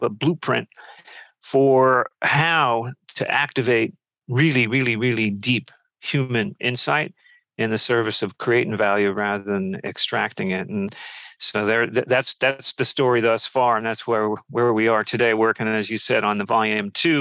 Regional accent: Peekskill, New York, United States; also born or lived in London / San Francisco / Washington, D.C. / Montclair, New Jersey; now in Brooklyn, United States; I grew up in Peekskill in Westchester

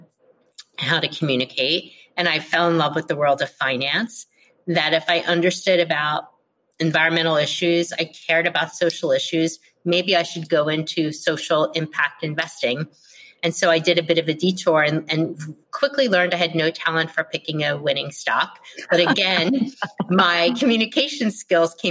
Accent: Philadelphia, Pennsylvania, United States; moved away as an adult; also born or lived in Texas / Jersey City / New York City / Providence, Rhode Island; I was born and raised in Philadelphia, where I currently live

